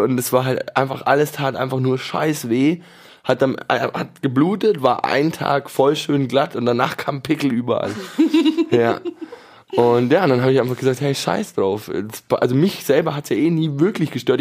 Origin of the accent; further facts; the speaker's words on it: Munich, Bavaria, Germany; ich bin in München geboren